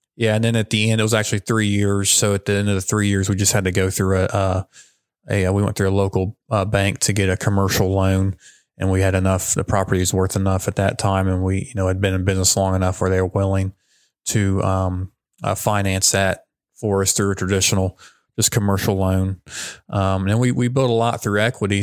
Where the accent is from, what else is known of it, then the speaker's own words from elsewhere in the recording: Madison, United States; moved away as an adult; also born or lived in Lynchburg, Virginia; I grew up in Madison, um, moved to Lynchburg, Virginia, kind of followed my brother there to Liberty University